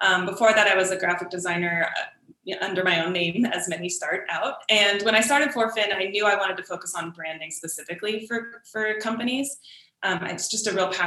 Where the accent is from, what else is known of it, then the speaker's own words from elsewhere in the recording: San Diego, California, United States; growing up in San Diego